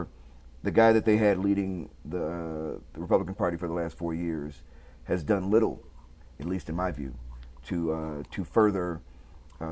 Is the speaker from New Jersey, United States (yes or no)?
no; Chicago, Illinois, United States; I'm from Chicago